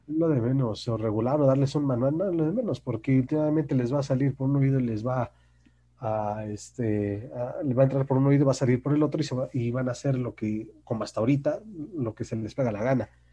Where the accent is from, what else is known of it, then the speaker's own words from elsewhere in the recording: Naucalpan, State of Mexico, Mexico; yo que soy de Naucalpan